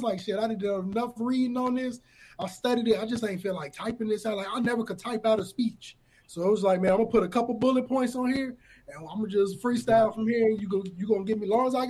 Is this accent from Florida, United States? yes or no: no; Aurora, Illinois, United States; I'm from the town, I'm from Aurora. You can be from this city. A lot of people is here Aurora, and they're like, man, where is that? But I'm like, bro, we're the second biggest city. Just, we so close to Chicago, we trapped under that bubble of West Suburb of Chicago.